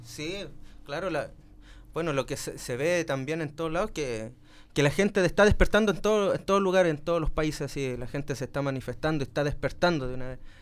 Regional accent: Chile; cómo decimos en Chile

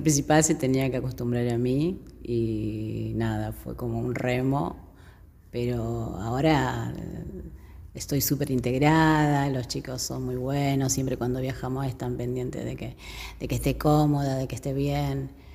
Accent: Argentina; Argentina, somos todos argentinos ahí

